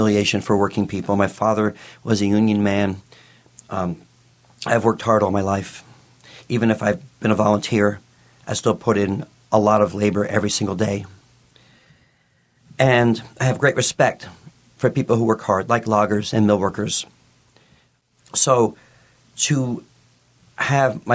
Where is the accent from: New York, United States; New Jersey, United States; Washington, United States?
New York, United States; New York City; moved away; I grew up in New York City.